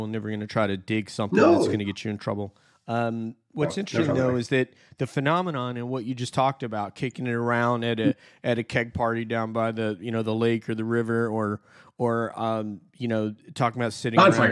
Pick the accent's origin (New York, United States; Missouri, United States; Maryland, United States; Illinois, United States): New York, United States; I'm a New Yorker